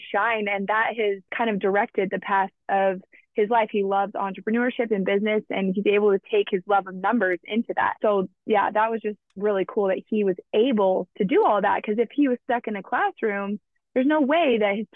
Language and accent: English; Alaska, United States; I grew up in Alaska